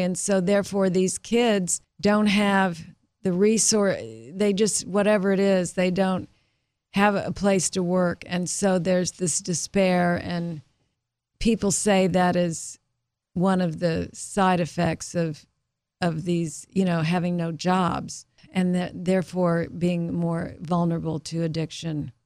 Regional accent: Tulsa, Oklahoma, United States; moved away; I was from Tulsa, Oklahoma.

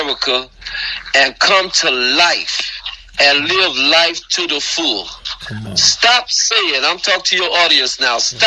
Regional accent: United States; I was born here, but I'm not an American

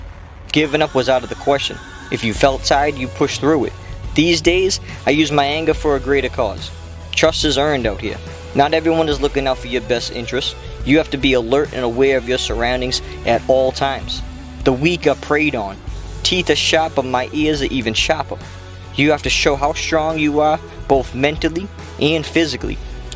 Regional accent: Brockton, Massachusetts, United States; Growing up in Brockton, it was easy to get into trouble.

